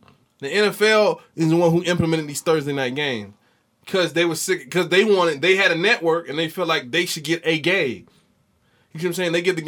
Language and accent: English; the South, United States; I'm from the South.